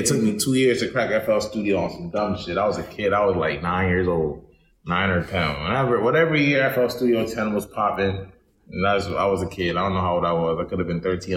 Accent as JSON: {"language": "English", "town": "Baltimore", "region": "Maryland", "country": "United States", "tie": "born or raised there", "also_born_or_lived": "Indianapolis", "said": "I'm from East Baltimore. I was raised in Chingleton Park, but I was raised with like I was raised with my aunt, but I was also raised with my mom. My mom lived in Indianapolis, so it was a lot of like back and forth"}